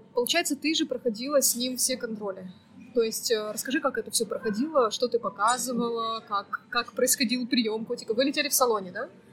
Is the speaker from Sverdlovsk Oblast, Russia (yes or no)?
yes; Yekaterinburg, Sverdlovsk Oblast, Russia; moved away as an adult; now in Almaty, Kazakhstan; из Екатеринбурга, моего родного города